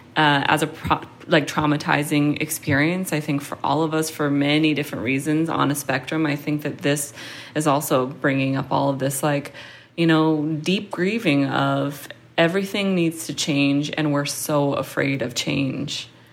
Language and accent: English; Seattle, Washington, United States; now in New York, United States; I grew up in Seattle in a predominantly white area